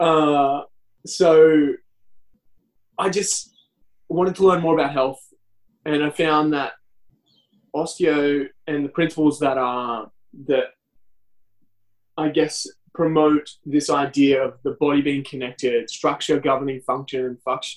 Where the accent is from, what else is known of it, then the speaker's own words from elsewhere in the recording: Lismore, New South Wales, Australia; also born or lived in Nimbin / Byron Bay; now in Newcastle, Australia; I grew up in Lismore and I did all my study there